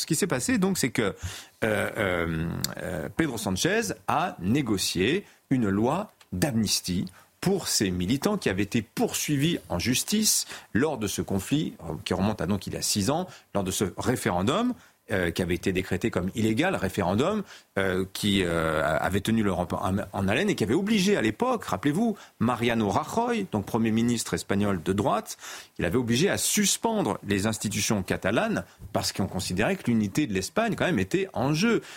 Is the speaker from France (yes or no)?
yes; France; chez nous en France